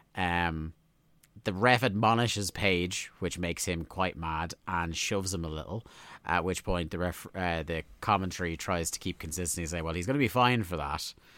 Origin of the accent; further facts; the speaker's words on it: Ireland; we're Irish